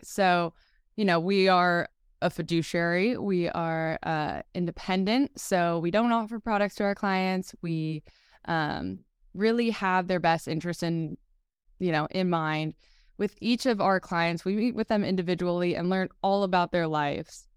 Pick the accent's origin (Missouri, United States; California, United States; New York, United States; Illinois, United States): California, United States; Marin County; I grew up in Marin County, California